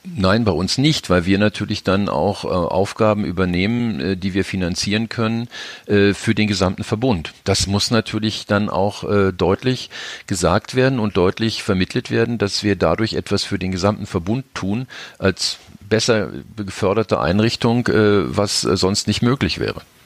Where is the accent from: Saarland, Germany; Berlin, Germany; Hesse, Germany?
Berlin, Germany; also born or lived in Upper Rhine; als Berliner